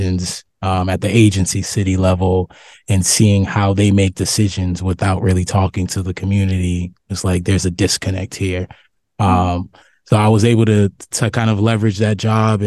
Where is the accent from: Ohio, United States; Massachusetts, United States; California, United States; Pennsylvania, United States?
Massachusetts, United States; Boston; I'm from Boston, from Roxbury